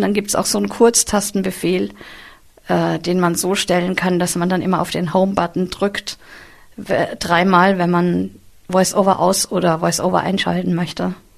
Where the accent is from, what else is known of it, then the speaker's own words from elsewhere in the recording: Vienna, Austria; moved away as an adult; now in near Cologne, Germany; Ich bin in Wien aufgewachsen